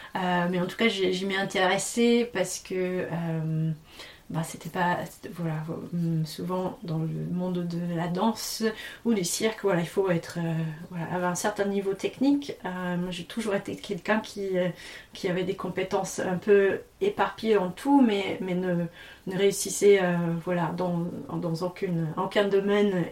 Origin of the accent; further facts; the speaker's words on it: Tasmania, Australia; also born or lived in Paris region, France / Central Brittany, France; now in France; J'ai grandi en Tasmanie